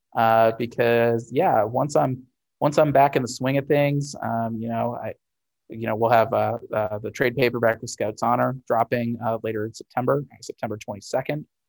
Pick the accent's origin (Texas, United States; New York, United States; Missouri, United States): Missouri, United States; St. Louis; Fantasy Shop in St. Louis, my hometown store